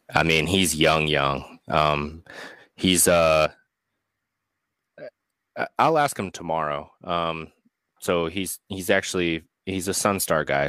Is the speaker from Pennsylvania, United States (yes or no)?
yes; Pennsylvania, United States; also born or lived in California; now in Ohio, United States; I grew up in Pennsylvania, and then I moved to California, and now I'm in Ohio